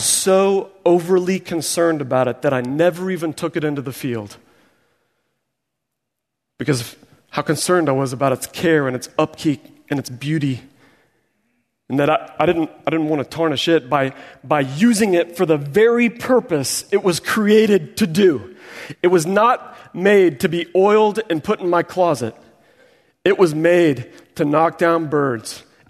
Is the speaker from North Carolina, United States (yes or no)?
no; Springfield, Missouri, United States; And so I grew up in Springfield, Missouri.